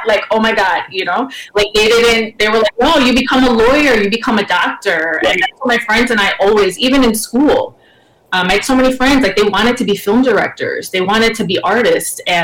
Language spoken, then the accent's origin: English; United States; my family was born in Cuba. I was born here, you know, so I'm Cuban American